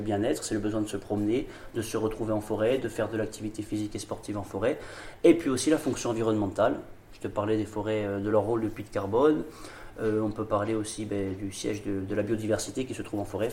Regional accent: Olmi-Cappella, Corsica, France; je suis d'Olmicapé, j'habite Olmicapé là, dans le Yonsagne

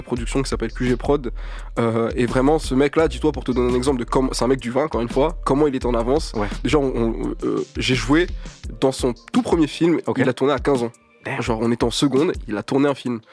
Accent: Paris, Île-de-France, France; tous les négros du 19, du, 20, etc., qu'on, on était dans les lycées du centre de Paris

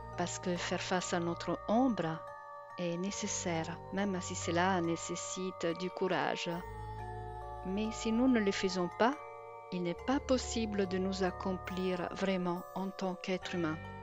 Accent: Italy; French is a second language; now in Brittany, France; Je suis italienne et j'habite en Bretagne

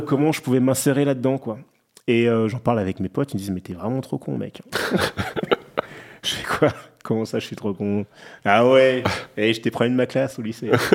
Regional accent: Clichy, Île-de-France, France; je viens d'un quartier bah, du Clichy-la-Garenne, c'est proche de Paris, en banlieue

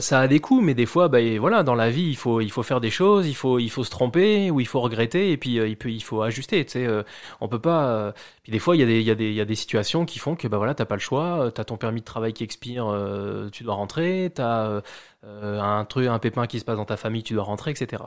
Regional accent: Charente-Maritime, Nouvelle-Aquitaine, France; moved away as an adult; also born or lived in Ireland; now in Montreal, Canada; je suis originaire de Charente-Maritime en France

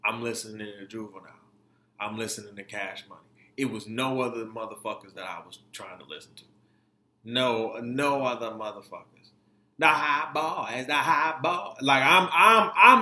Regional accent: Detroit, Michigan, United States; also born or lived in Florida; 85% to 90% of me being raised was in Detroit

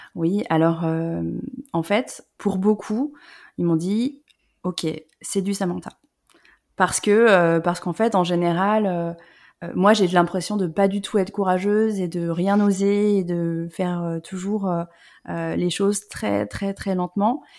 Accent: Lyon, Auvergne-Rhône-Alpes, France; moved away; also born or lived in Paris / south-west France; je suis pas parisienne, moi je viens de la région Rhône-Alpes, euh, je suis née à Lyon.

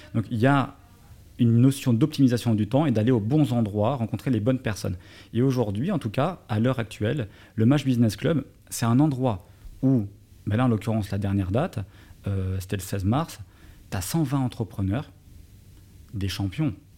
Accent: Paris, Île-de-France, France; moved away as an adult; now in Dubai, United Arab Emirates; j'ai grandi, j'ai vécu à Paris

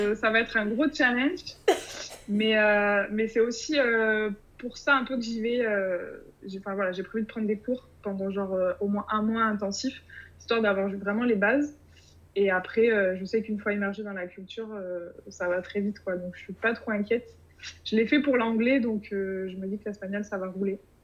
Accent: Bordeaux, Nouvelle-Aquitaine, France; actuellement je suis à Bordeaux, euh, ma région d'origine

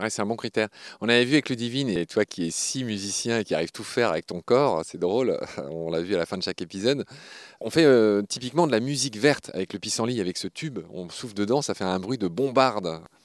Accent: Lorraine, Grand Est, France; je suis lorrain. Et sur le blason de ma région, la Lorraine

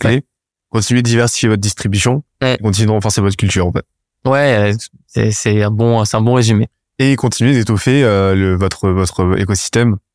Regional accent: Brittany, France; j'ai passé mon enfance dans le Morbihan, ça, ça me manque.

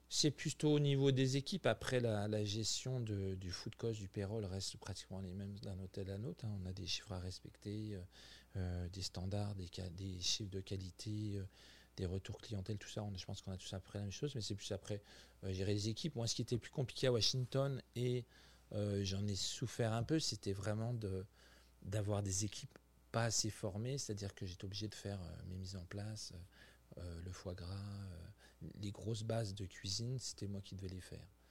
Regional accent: France; also born or lived in Quebec; now in Montreal, Canada; nous, en tant que Français, quand on vient vivre au Québec

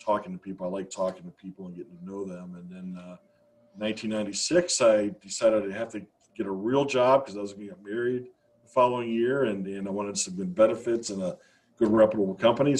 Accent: Northeast Ohio, United States; also born or lived in Virginia; I grew up in Northeast Ohio, and I went off to college down in Virginia in the mid-80s

